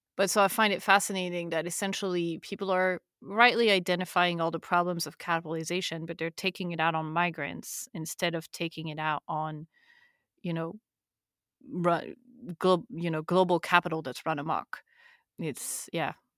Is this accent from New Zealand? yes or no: no; France; we're French